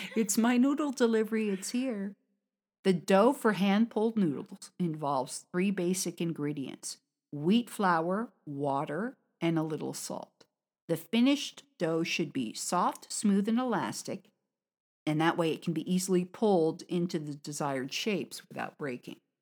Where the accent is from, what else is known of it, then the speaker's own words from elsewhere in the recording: United States; now in China; from America